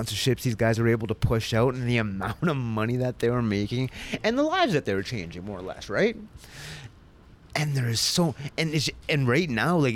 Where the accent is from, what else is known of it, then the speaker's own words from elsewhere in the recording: Sudbury, Ontario, Canada; moved away as an adult; also born or lived in Elliot Lake / Toronto; I was born and raised in Sudbury